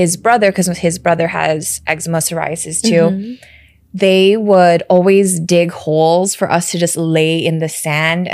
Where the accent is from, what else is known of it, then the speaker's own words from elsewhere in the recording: United States; also born or lived in Chicago / San Francisco Bay Area / Los Angeles; I grew up in America and I live here